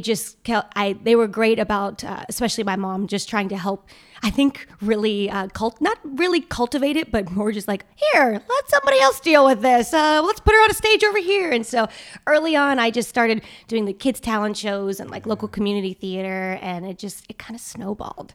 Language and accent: English; the South, United States; growing up in the South.